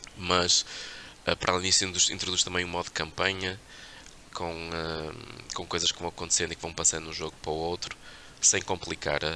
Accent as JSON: {"language": "Portuguese", "country": "Portugal", "said": "Nós temos um passado terrível enquanto portugueses"}